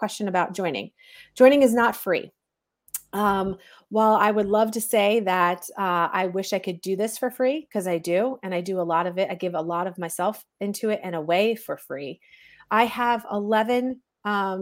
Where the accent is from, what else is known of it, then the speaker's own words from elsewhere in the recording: New Jersey, United States; I'm some mom from Jersey